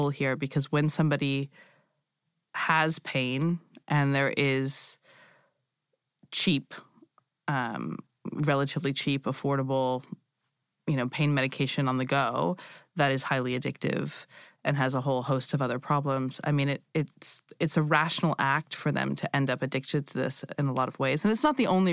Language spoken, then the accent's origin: English; United States; moved away as an adult; also born or lived in Europe / Asia; I'm American, but I've lived in Europe on and off for a long time and a little bit in Asia.